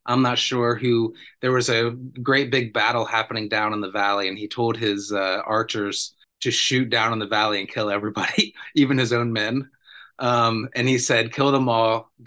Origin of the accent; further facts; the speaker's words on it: United States; I'm from the United States